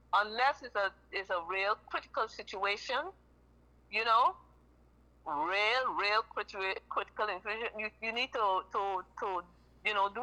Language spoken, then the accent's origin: English; Guyana; I'm from Guyana, South America